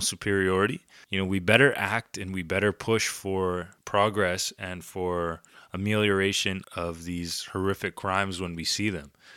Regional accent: Canada; I'm, I'm Canadian

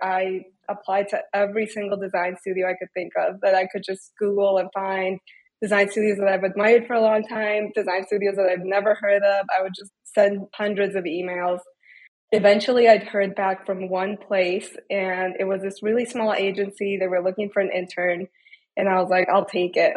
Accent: Detroit, Michigan, United States; I grew up in Metro Detroit

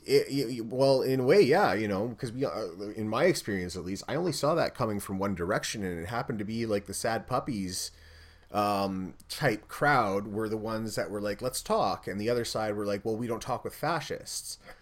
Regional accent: Canada; I'm Canadian

